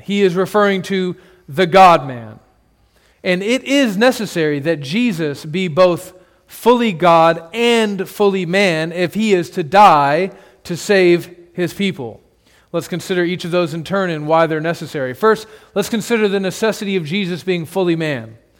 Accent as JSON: {"language": "English", "country": "United States"}